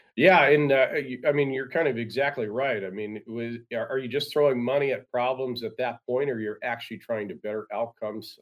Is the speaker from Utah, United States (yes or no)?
no; Seattle suburbs, Washington, United States; now in Alaska, United States; I grew up in the Seattle suburbs